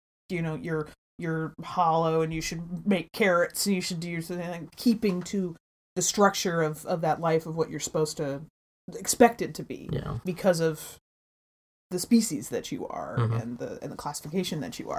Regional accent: Bay Area, California, United States; I grew up in the Bay Area, and that just, if you were Caucasian, you were straight up the minority in the areas that I lived in, you know, so it was like, it wasn't one particular group that was larger than the other.

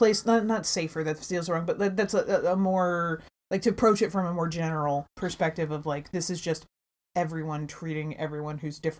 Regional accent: Bay Area, California, United States; I grew up in the Bay Area, and that just, if you were Caucasian, you were straight up the minority in the areas that I lived in, you know, so it was like, it wasn't one particular group that was larger than the other.

